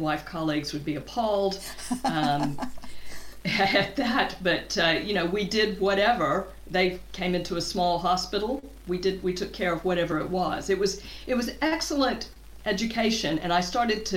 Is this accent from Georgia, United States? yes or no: yes; southern U.S., Georgia, United States; moved away as an adult; also born or lived in Atlanta, Georgia; now in Cambridge, United Kingdom; I grew up in the southern U.S., actually in the state of Georgia